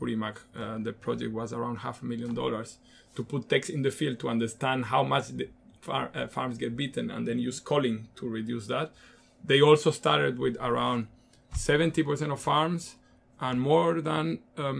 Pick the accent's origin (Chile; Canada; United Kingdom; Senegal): Chile; moved away; also born or lived in Central Africa; I'm Latin American, and I consider myself Latin American before being Chilean